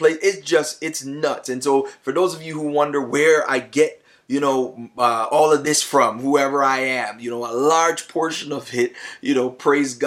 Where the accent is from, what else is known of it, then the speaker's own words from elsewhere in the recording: Toronto, Ontario, Canada; also born or lived in Plainfield, New Jersey / United States; I was raised in Toronto. I'm a Scarborough man